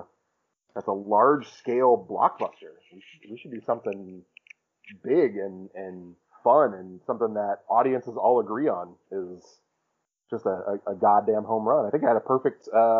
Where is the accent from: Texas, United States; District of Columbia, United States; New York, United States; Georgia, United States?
New York, United States; Brooklyn; If you are thinking about leaving a bad one, I'm from Brooklyn.